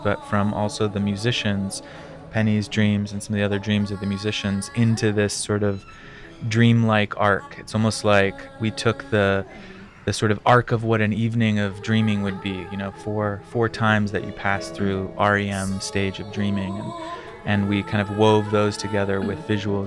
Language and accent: English; New Mexico, United States; now in New York, United States; I grew up in New Mexico, and I live in New York now.